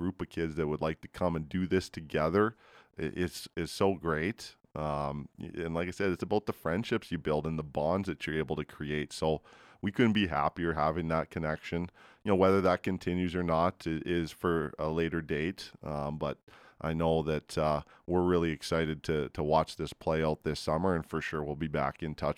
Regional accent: Edmonton, Alberta, Canada; also born or lived in Vancouver Island; I'm from Edmonton

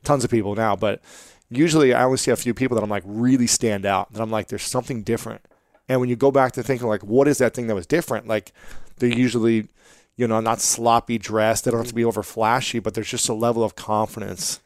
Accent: United States; I grew up in America

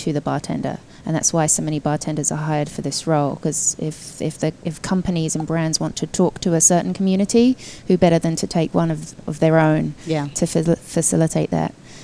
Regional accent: United Kingdom; moved away as an adult; also born or lived in London; now in United States; I'm British

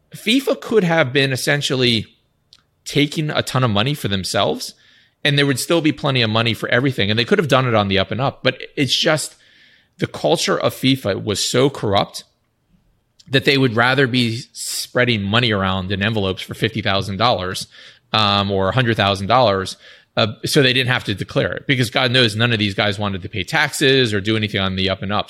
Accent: United States; I say that as an American

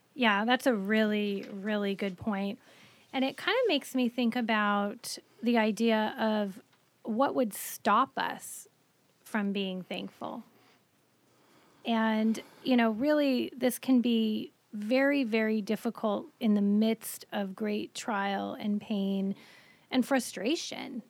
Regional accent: Colorado, United States; moved away; I grew up in Colorado

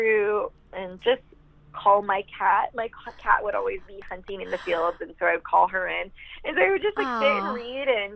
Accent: outside of Grand Rapids, rural Michigan, United States; So I grew up in rural Michigan. Outside of Grand Rapids, on a dirt road with horses and cats and dogs in the country next to a cornfield.

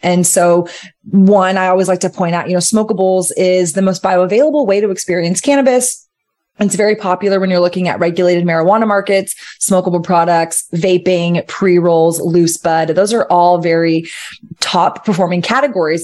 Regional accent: Austin, Texas, United States; Austin is my hometown

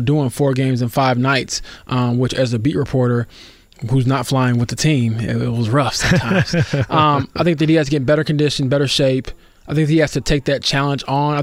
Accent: Romeoville, Illinois, United States; now in Indianapolis, United States; I'm from the Chicago area. I'm from Romanville, Illinois. Grew up as a Bulls fan

